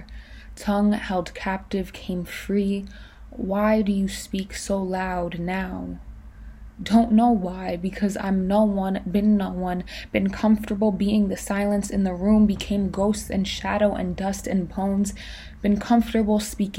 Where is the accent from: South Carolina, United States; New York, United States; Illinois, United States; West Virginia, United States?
New York, United States; I'm 20 years old and I'm a poet from New York